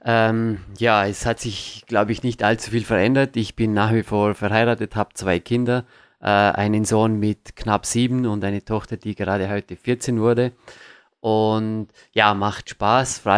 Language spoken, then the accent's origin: German; Vorarlberg, Austria; ich komme aus dem Bregenzer Wald. Das ist eine sehr, sehr äh, kernige Gegend, wie man so schön sagen kann.